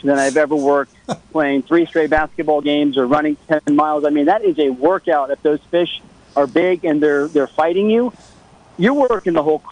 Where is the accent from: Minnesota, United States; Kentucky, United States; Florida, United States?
Florida, United States; I'm from Florida